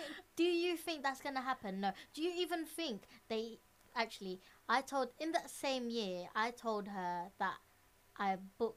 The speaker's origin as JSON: {"language": "English", "region": "London", "country": "United Kingdom", "tie": "born or raised there", "said": "us being born and raised in London"}